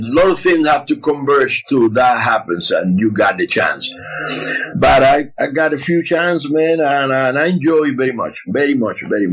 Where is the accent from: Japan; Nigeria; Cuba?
Cuba; Artemisa; moved away; I grew up in Artemisa, you know, a small village in the middle of the countryside of the island